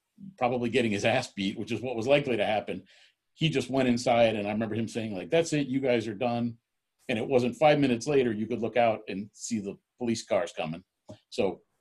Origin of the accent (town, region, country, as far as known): Florida, United States; born or raised there